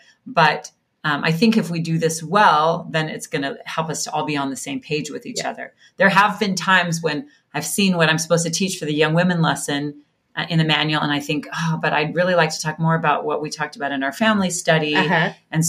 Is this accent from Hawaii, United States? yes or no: yes; Laie, Hawaii, United States; moved away as an adult; also born or lived in Kahuku, Hawaii; So I was born in Kahuku, Hawaii on the North Shore, and I was raised in Laie, which is where BYU Hawaii is.